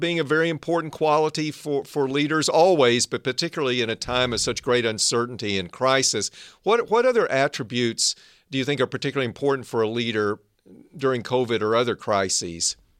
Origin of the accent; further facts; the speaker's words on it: Arkansas, United States; also born or lived in Northern California; now in California, United States; I grew up in Arkansas. Now I live and work in the innovation heartland of Northern